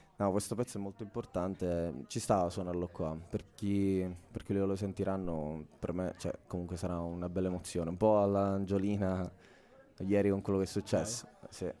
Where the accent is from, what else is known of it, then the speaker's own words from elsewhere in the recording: Palermo, Sicily, Italy; moved away as an adult; now in Milan, Italy; sono di Palermo, sono siciliano e mi sono trasferito a Milano da due annetti